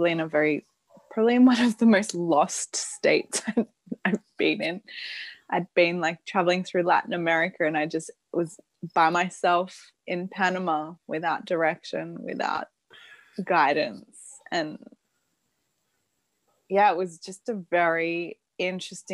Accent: Sydney, New South Wales, Australia; moved away as an adult; also born or lived in Denmark; I'm from Australia. I live in Sydney now, where I was born.

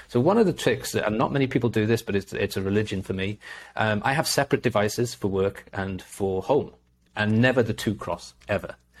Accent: Liverpool, North West England, United Kingdom; moved away; also born or lived in North Wales; I'm from Liverpool, so I'm a Liverpool

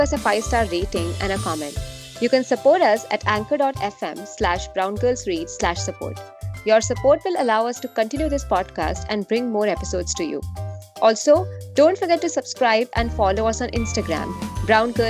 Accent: India; Growing up in India

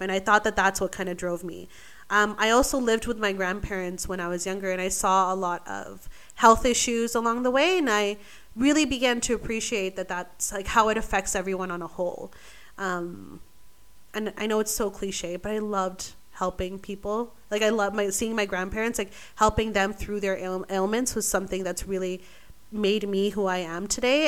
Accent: Vancouver, British Columbia, Canada; moved away as an adult; now in Australia; originally, I'm from Vancouver, British Columbia, the beautiful Pacific Northwest

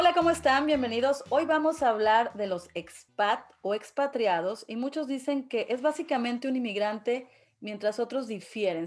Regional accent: Mexico; now in Dallas, United States; quiero regresar a mi país. Y de verdad que siempre estoy orgullosa de México

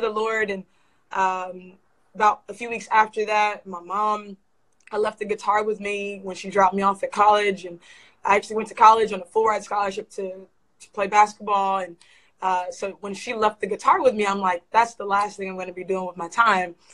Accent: Columbus, Ohio, United States; I was actually raised in Columbus, Ohio

